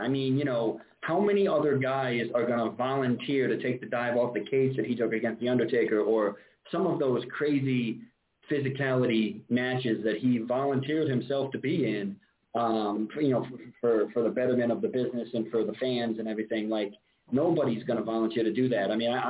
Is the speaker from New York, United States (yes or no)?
yes; upstate New York, United States; obviously I'm from New York, but that everyone just assumes that's the city. I actually live a little bit up from New York